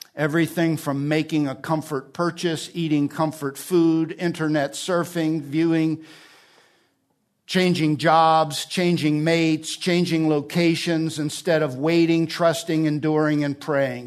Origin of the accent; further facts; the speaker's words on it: New Jersey, United States; also born or lived in Alabama; now in California, United States; I'm from New Jersey.